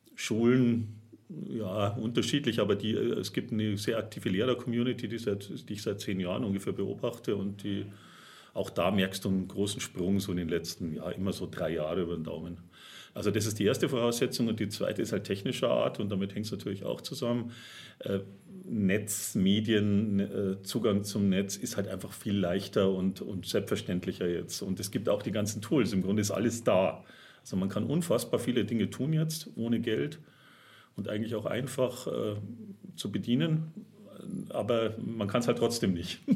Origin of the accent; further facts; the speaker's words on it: Germany; now in Augsburg, Germany; als Deutscher